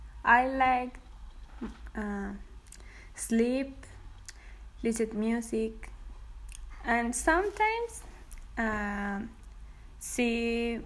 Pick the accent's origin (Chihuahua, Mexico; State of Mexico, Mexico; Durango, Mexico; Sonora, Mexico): Durango, Mexico; I'm from Durango, Mexico.